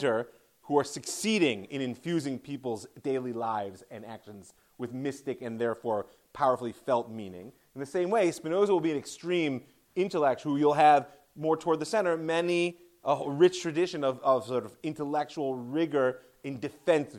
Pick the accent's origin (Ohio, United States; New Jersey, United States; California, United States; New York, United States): Ohio, United States; I'm from Ohio, so Toledo University